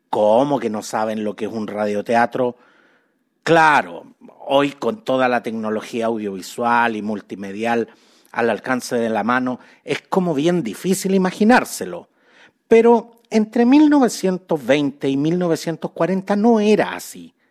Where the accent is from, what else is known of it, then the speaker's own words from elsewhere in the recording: Chile; Los chilenos somos súper buenos para, admirar cuánto talento foráneo existe